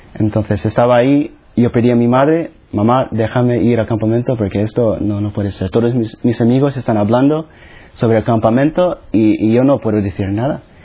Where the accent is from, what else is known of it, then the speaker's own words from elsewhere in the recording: Philippines; first language Tagalog; Spanish is a second language; moved away; also born or lived in United States; Nací en las Filipinas, que es básicamente el otro lado del mundo, de España